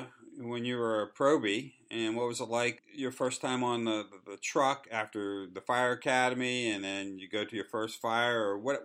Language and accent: English; Pittsburgh, Pennsylvania, United States; now in North Carolina, United States; I'm from Pittsburgh.